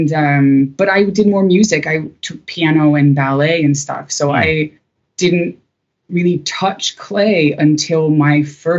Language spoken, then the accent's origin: English; Kansas, United States; moved away as an adult; also born or lived in Chicago; I'm from the middle of nowhere. I'm from Kansas.